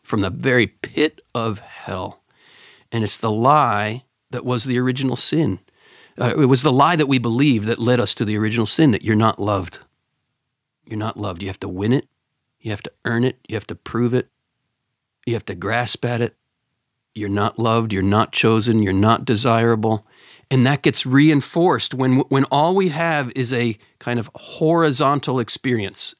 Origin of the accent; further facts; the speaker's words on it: Pennsylvania, United States; I grew up in Pennsylvania